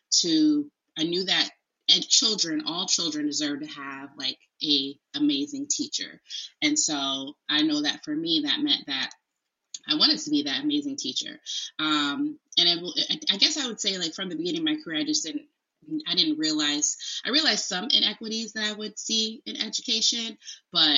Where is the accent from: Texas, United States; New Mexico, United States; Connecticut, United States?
Connecticut, United States; Bridgeport; I am originally from Bridgeport, Connecticut